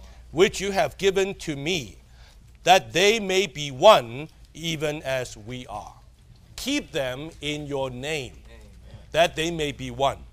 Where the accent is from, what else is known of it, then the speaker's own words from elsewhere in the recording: Hong Kong; I'm a Chinese from Hong Kong